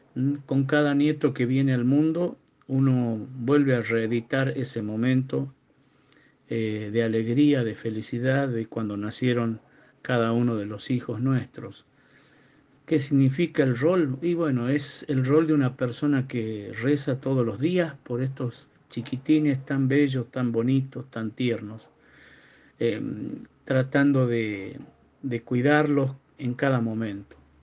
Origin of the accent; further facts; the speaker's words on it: Tucumán, Argentina; now in Colinas del Cerro, Argentina; vivo en Colinas del Cerro, eh, nací en Tucumán